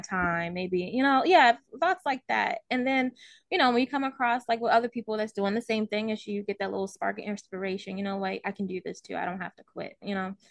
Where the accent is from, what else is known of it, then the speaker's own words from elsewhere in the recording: Baltimore, Maryland, United States; moved away as an adult; also born or lived in Virginia / Los Angeles; now in Ohio, United States; I'm originally from Baltimore, Maryland.